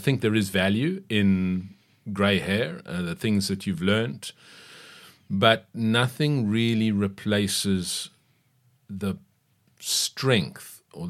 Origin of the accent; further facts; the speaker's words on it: KwaZulu-Natal, South Africa; also born or lived in Cape Town; I was born in Cape Town, raised in KwaZulu-Natal, went to university there.